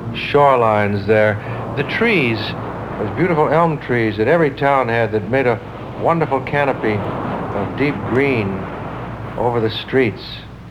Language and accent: English; Minnesota, United States; The lakes of Minnesota, where I grew up, the land of 10,000 lakes.